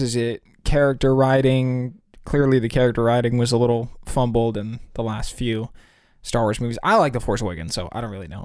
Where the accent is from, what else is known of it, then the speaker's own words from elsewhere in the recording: California, United States; We're from California